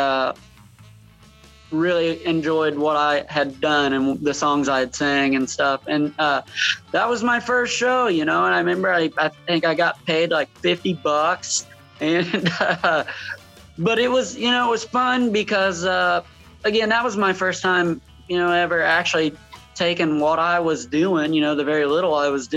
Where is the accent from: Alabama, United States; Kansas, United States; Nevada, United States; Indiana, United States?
Indiana, United States; moved away; I'm originally from Indiana